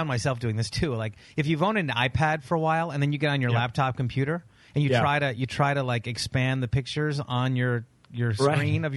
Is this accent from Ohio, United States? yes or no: yes; rural Ohio, United States; I grew up in Ohio. I grew up in rural Ohio